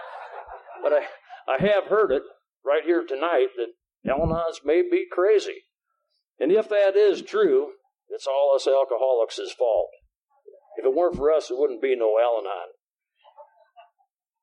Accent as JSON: {"language": "English", "town": "Jefferson", "region": "South Dakota", "country": "United States", "tie": "born or raised there", "also_born_or_lived": "Sioux City, Iowa / Sioux Falls, South Dakota", "moved": "as an adult", "said": "I spent the first 18 years of my life in my hometown of Jefferson, South Dakota"}